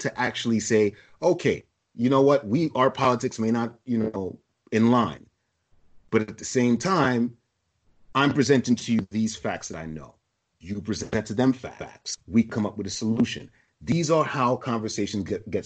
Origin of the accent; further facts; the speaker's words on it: New York City, New York, United States; I grew up in East Flatbush, in a rough part in the 80s